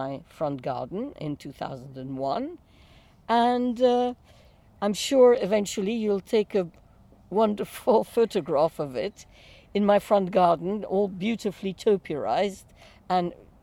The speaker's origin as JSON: {"language": "English", "country": "Iran", "tie": "born or raised there", "also_born_or_lived": "Lebanon", "moved": "yes", "lives_now": "London, United Kingdom", "said": "I grew up in Iran, in Persia"}